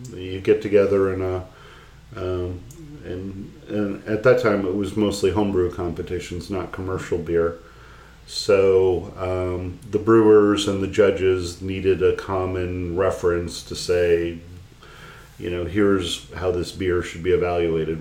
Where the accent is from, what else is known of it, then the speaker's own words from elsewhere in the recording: United States; as an American